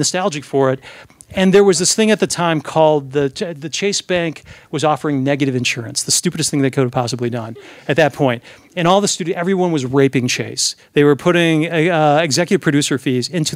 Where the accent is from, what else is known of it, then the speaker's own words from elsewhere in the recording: United States; as an American who speaks Russian